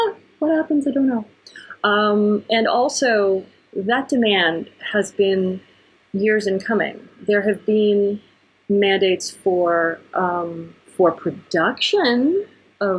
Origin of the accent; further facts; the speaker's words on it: Ohio, United States; moved away; When I go back home to where I grew up in Ohio